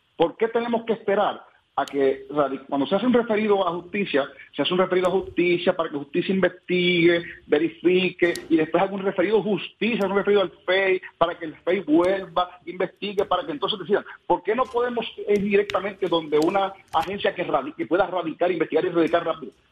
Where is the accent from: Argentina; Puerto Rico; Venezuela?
Puerto Rico; como puertorriqueños